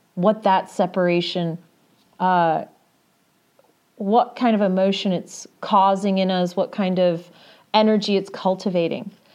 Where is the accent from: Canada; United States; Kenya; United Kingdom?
United Kingdom; England; I grew up in England